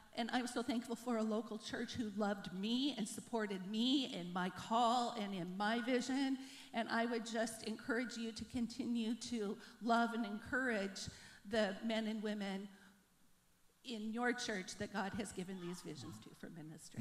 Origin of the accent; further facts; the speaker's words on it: Bremerton, Washington, United States; moved away as an adult; also born or lived in Africa / Russia; I'm from Bremerton. I grew up during the Cold War